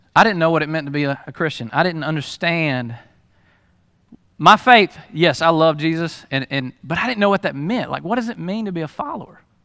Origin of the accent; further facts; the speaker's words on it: Lula, Georgia, United States; also born or lived in Hall County, Georgia; we moved to Lula